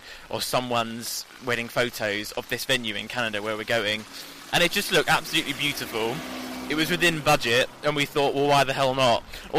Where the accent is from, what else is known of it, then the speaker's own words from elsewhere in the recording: London, United Kingdom; No, I'm from London.